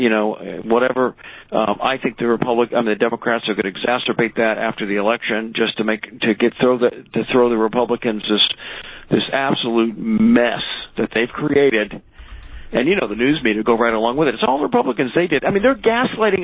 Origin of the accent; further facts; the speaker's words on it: United States; I'm an American through and through